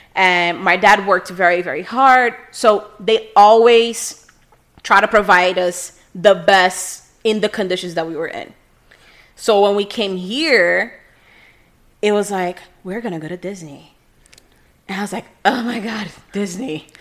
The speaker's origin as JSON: {"language": "English", "region": "Rio de Janeiro", "country": "Brazil", "tie": "born or raised there", "also_born_or_lived": "California", "second_language": "English", "moved": "yes", "lives_now": "Miami, United States", "said": "I was born in Rio de Janeiro"}